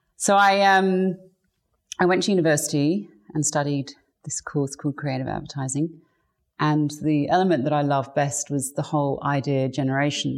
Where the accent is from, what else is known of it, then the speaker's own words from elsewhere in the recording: England, United Kingdom; I grew up in England, so um, that's where I was born to English parents.